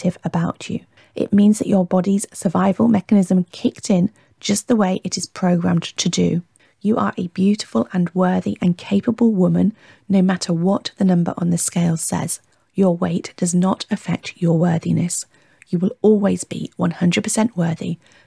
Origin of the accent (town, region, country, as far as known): Warwickshire, West Midlands, United Kingdom; born or raised there; also born or lived in Hertfordshire